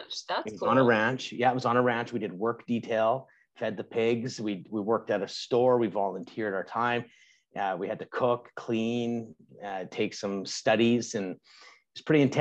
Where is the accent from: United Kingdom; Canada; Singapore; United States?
Canada; I'm Canadian.